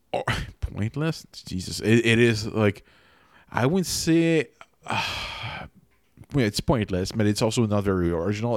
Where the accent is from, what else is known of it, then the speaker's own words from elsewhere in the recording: Quebec, Canada; first language French; English is a second language; in Quebec